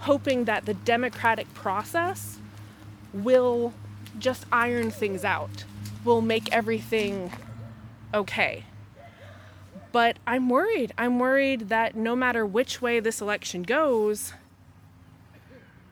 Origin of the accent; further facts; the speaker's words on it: United States; moved away; my home country